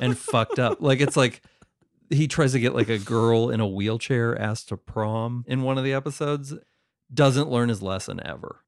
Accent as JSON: {"language": "English", "region": "West Virginia", "country": "United States", "tie": "born or raised there", "said": "somebody I grew up with in West Virginia"}